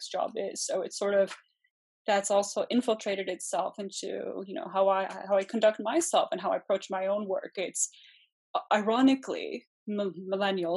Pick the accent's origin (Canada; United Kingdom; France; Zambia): Canada; also born or lived in Germany / Poland (ancestry); I'm from a Polish background. I was born in Germany and emigrated to Canada when I was about a year old